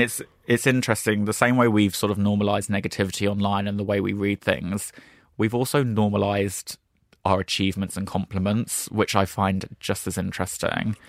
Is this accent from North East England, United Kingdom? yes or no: no; Brighton, South East England, United Kingdom; moved away; also born or lived in London; which is my hometown.